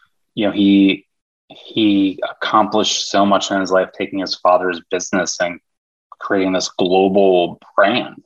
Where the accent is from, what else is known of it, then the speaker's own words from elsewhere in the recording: New York, United States; now in California, United States; my girlfriend and I left to go because we're both from New York